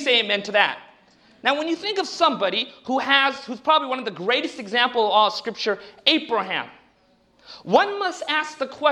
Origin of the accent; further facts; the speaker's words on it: Southern California, United States; I grew up down in Southern California, between the Indian culture and between the secular Western culture